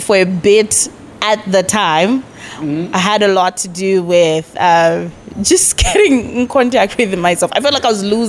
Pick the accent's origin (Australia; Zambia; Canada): Zambia; Lusaka, Lusaka Province; born and bred in Lusaka. Makeni, to be specific.